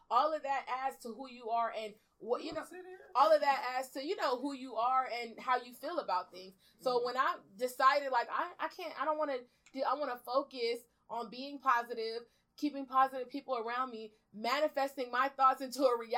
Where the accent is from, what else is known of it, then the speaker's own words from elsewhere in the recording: Belize; like I told you earlier, I'm originally from Belize. So at the, I just got my citizenship last year